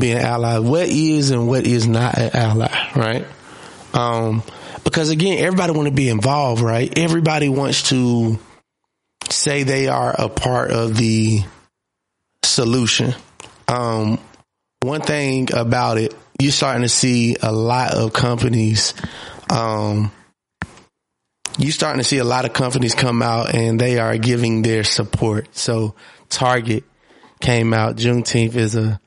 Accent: Monroe, Georgia, United States; I'm from Monroe, Georgia.

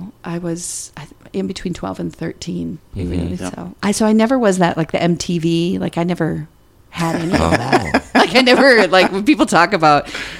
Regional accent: Mankato, Minnesota, United States; accent: Minnesota; moved away as an adult; also born or lived in Oregon / New York; now in St. Paul, United States; I grew up in southern Minnesota.

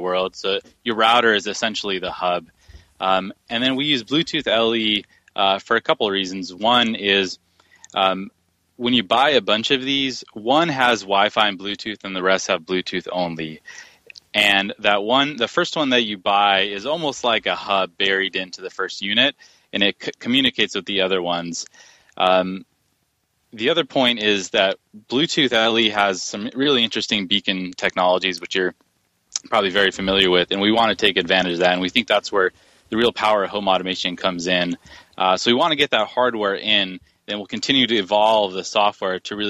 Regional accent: Silicon Valley, California, United States; I was born and raised in Silicon Valley

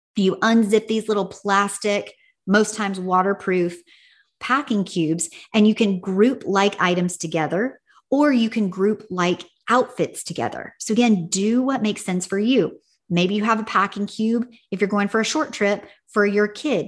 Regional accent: Tennessee, United States; now in California, United States; When I was growing up in Tennessee, we usually got out of school in May

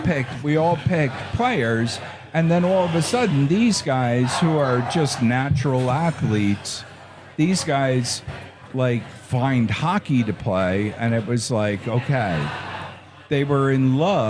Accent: Kearny, New Jersey, United States; when I grew up in Kearney

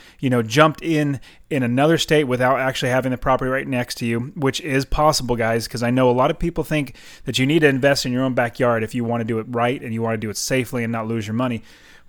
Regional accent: Fresno, California, United States; now in Phoenix, United States; I'm from Fresno, California, as you know, and yeah. I currently live in Phoenix.

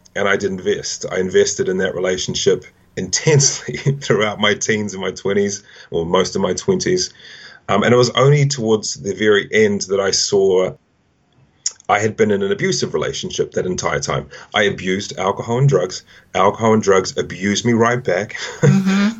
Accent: Auckland, New Zealand; moved away as an adult; also born or lived in Wellington, New Zealand; now in London, United Kingdom; I grew up in Auckland originally, which is the biggest city in New Zealand

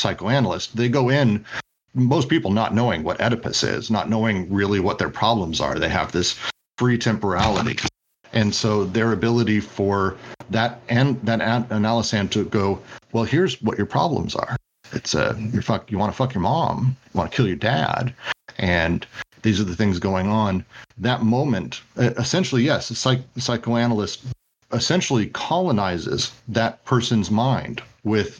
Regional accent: Midwest, United States; I'm from the Midwest.

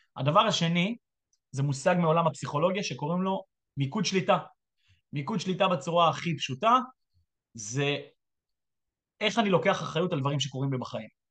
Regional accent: Israel; אני ישראלי שהיה כמה שנים בצבא

